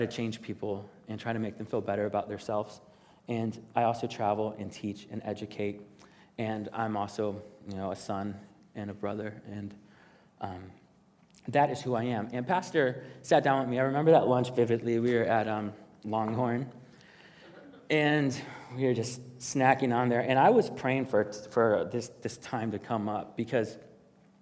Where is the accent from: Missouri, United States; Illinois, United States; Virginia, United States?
Illinois, United States; Chicago; I am from the South Side of Chicago, and I grew up there